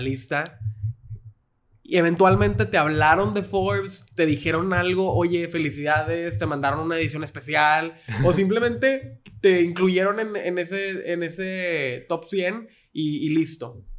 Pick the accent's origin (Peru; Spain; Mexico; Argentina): Mexico; Como mexicanos tenemos ese sentido de identidad